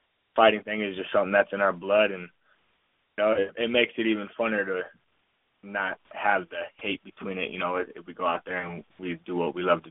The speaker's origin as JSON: {"language": "English", "town": "Tucson", "region": "Arizona", "country": "United States", "tie": "born or raised there", "said": "Tucson, Arizona, my hometown"}